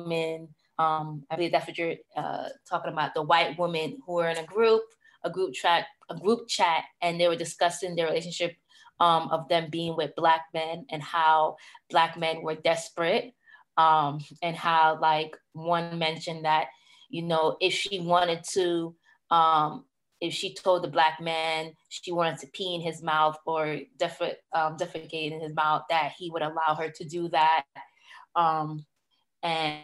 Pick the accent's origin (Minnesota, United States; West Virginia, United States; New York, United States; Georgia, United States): New York, United States; New York City; I am from Brooklyn, New York